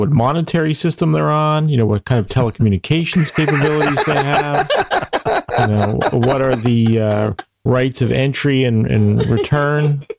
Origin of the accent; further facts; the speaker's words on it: Western Pennsylvania, United States; being from Western Pennsylvania